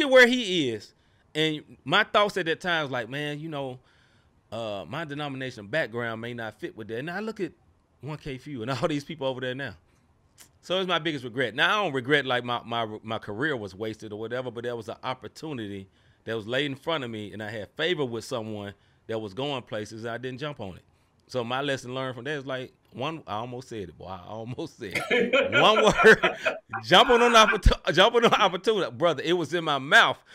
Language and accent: English; Memphis, Tennessee, United States; my hometown, same place I was in at the time, Memphis, Tennessee